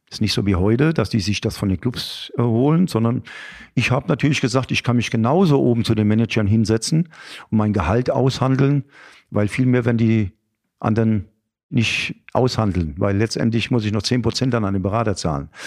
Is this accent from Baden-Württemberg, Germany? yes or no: no; Aschaffenburg, Bavaria, Germany; Ich bin zwar in Aschaffenburg geboren